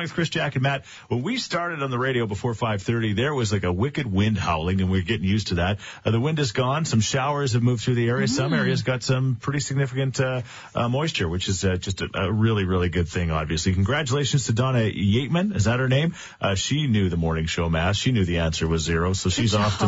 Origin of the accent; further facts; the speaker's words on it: Thorsby, Alberta, Canada; my home town of Thorsby